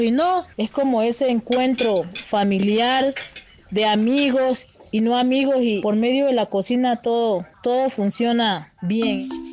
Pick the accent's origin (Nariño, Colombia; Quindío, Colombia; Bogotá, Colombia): Nariño, Colombia; Tumaco; soy cocinera del Pacífico colombiano de Tumaco, Nariño